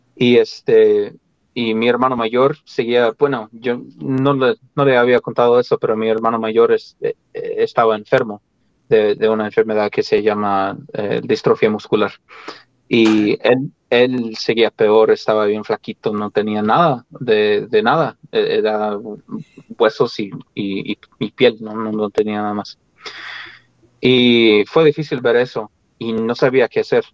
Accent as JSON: {"language": "Spanish", "region": "Colorado", "country": "United States", "tie": "born or raised there", "moved": "as an adult", "said": "yo nací en el estado de Colorado, aquí en Estados Unidos, y viví ahí, pues, ah, de, niño, de adolescente, y hasta que me fui a la misión."}